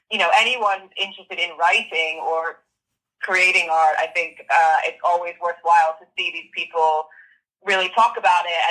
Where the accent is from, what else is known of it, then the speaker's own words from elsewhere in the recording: United States; moved away; teenager, growing up in America in the '90s